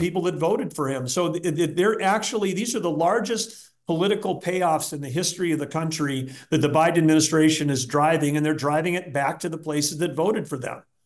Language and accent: English; Arthur, North Dakota, United States; I grew up in this town, Arthur, North Dakota, three hundred people.